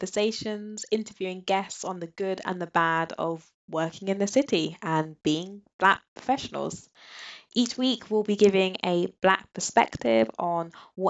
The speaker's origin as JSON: {"language": "English", "region": "London", "country": "United Kingdom", "tie": "born or raised there", "said": "both born and bred in London. I'm from Northwest London."}